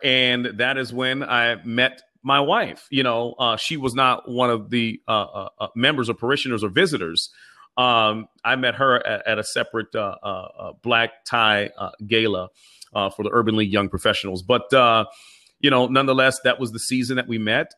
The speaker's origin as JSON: {"language": "English", "town": "Pittsburgh", "region": "Pennsylvania", "country": "United States", "tie": "born or raised there", "said": "I am from East Liberty, which is the inner city section of Pittsburgh"}